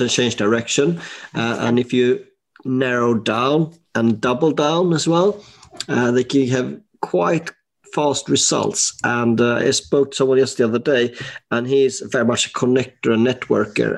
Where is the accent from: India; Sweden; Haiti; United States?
Sweden; now in United Kingdom; I'm from Sweden